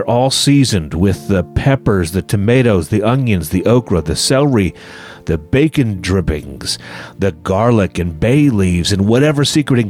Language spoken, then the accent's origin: English; United States; I'm an American with a British heritage. My parents are from New Jersey